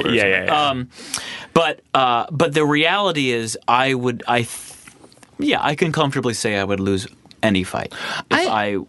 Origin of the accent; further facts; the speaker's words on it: Ann Arbor, Michigan, United States; I'm from Ann Arbor, Michigan, which is a college town.